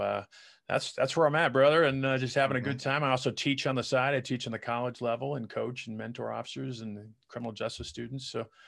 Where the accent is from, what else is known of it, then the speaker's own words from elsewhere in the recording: Colorado, United States; I grew up mainly in Colorado, as we were telling you off the air before we started. I grew up a little bit overseas. I was a military brat.